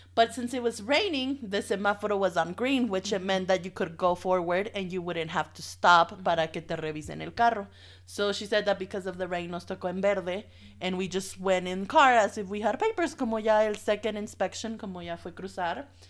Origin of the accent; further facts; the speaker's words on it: Dalton, Georgia, United States; moved away as an adult; also born or lived in Texas / Dallas; now in Mexico; Dalton is more of my hometown than Dallas